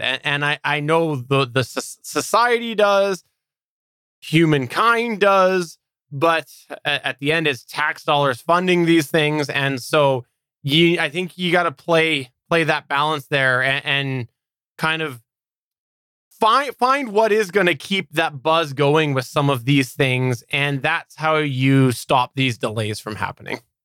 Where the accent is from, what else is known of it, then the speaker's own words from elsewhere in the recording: Canada; I'm a Canadian